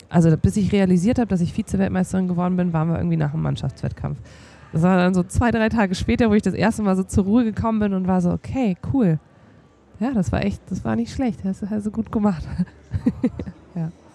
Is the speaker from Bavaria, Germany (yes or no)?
yes; Bayreuth, Bavaria, Germany; moved away as an adult; in meiner Heimatstadt Bayreuth